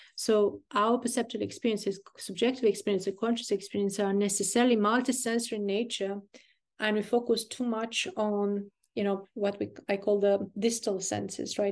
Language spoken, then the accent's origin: English; Burgundy, Bourgogne-Franche-Comté, France; I'm from Burgundy